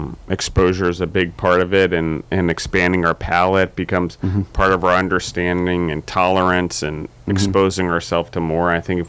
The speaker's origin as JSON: {"language": "English", "region": "Maryland", "country": "United States", "also_born_or_lived": "Colorado / Georgia", "said": "I'm from Maryland, so I don't quite have Southern accent. I don't quite have a New York accent, and then throw Colorado and Georgia in the mix now, and I'm all mixed up."}